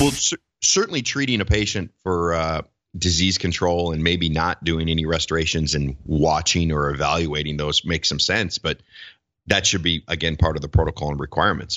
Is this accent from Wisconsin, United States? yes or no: yes; Wisconsin, United States; moved away as an adult; now in Minneapolis–Saint Paul, United States; practiced in Wisconsin in a small town, my hometown for, uh, a year, year and a half.